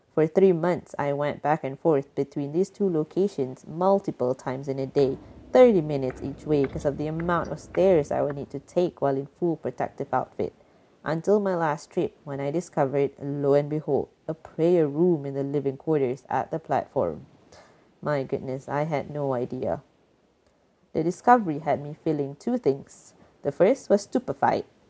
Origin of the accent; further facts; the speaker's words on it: Malaysia; moved away as an adult; now in Netherlands; I am a Malaysian and currently based in the Netherlands